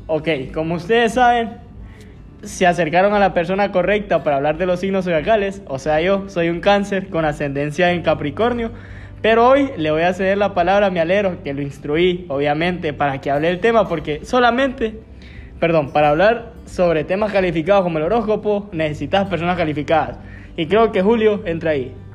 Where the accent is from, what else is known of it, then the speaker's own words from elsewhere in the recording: Lempira, Honduras; yo desde mi nacimiento, ustedes saben, yo soy de Lempira